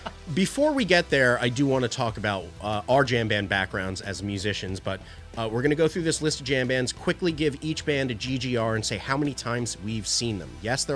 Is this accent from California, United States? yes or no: no; Philadelphia, Pennsylvania, United States; we're from Philadelphia.